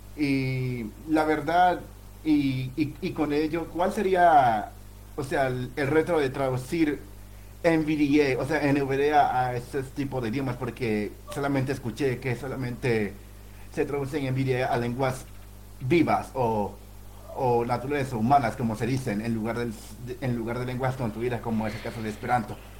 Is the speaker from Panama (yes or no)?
yes; Panama; de aquí de Panamá. Ah, o sea, nací en Panamá